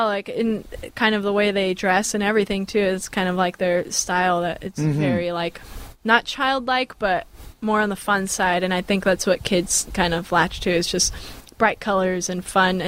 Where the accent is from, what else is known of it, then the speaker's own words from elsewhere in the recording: Bay Area, California, United States; I'm from the Bay Area.